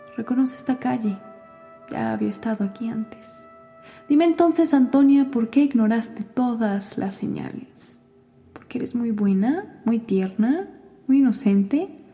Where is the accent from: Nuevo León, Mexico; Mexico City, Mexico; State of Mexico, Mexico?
Mexico City, Mexico; also born or lived in Kingston; tengo veintiséis años y soy de la Ciudad de México